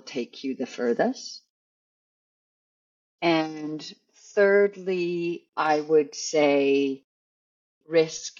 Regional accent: Canada; I'm Canadian

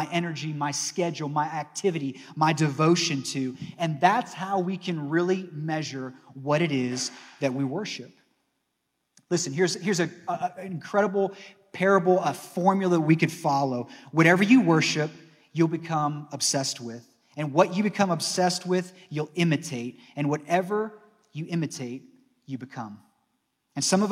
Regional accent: Northeast Ohio, United States; moved away as an adult; also born or lived in Arkansas; Growing up in Northeast Ohio

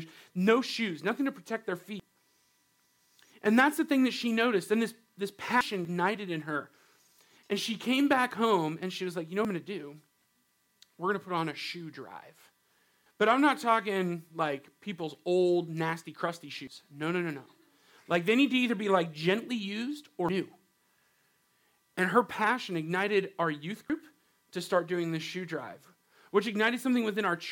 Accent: Riverside, California, United States; now in Washington, United States; I grew up in Southern California in this place called Riverside.

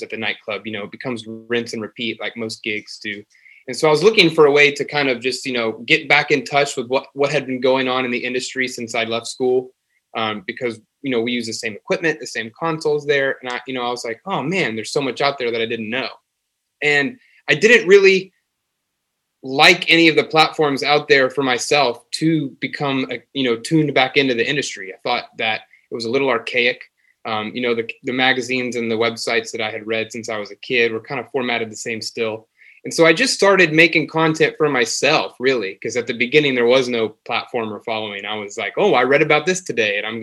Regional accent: Dallas, Texas, United States; moved away as an adult; also born or lived in Pittsburgh; I grew up in Dallas, Texas.

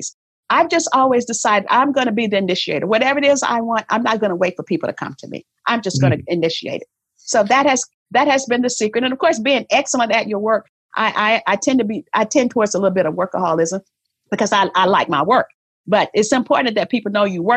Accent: the South, United States; I was born in the South

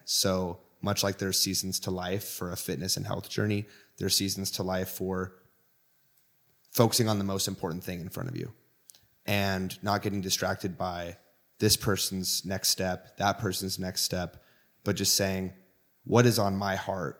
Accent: Washington, United States; I'm from Washington State, right on the border of Oregon and Washington

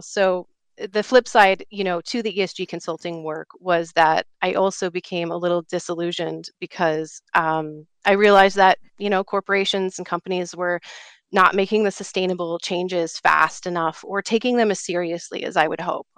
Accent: Alaska, United States; now in Colorado, United States; I grew up in Alaska

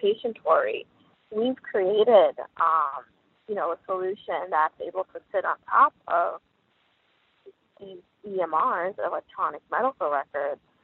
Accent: New York City, New York, United States; I grew up in New York City.

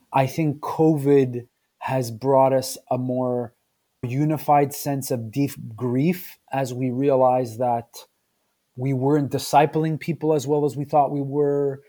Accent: Quebec, Canada; also born or lived in Southern Italy (ancestry); I was born in Canada, but my parents are from Southern Italy. and hearing immigrant stories and growing up in the multilingual space

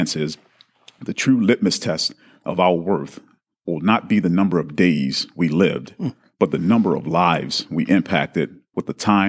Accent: Baltimore, Maryland, United States; I'm from Baltimore. I'm a huge Baltimore fan, Baltimore Ravens fan.

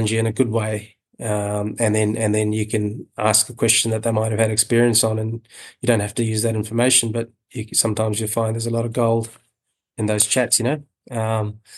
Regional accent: New Zealand; also born or lived in Fiji / North Queensland, Australia / Brisbane, Australia; now in Georgia; I was born in Fiji in New Zealand

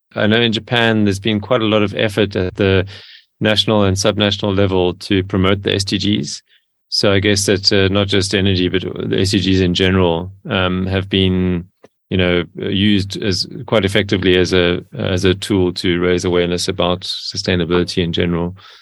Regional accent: Cape Town, Western Cape, South Africa; I grew up in Cape Town in South Africa

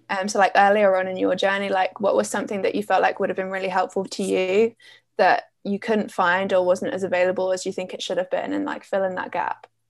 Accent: Essex, East of England, United Kingdom; I'm from Essex in the UK

